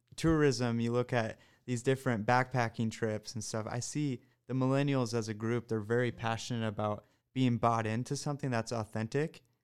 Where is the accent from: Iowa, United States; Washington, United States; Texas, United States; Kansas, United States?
Iowa, United States; I'm from Iowa, so I grew up here